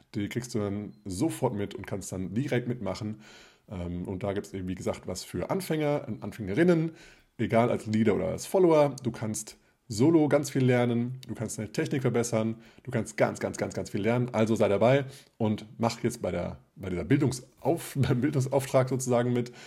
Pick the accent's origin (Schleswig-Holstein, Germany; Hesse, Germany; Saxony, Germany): Hesse, Germany; South; moved away; Jetzt zu Ostern werde ich wieder in meiner Heimat sein. Das ist Südhessen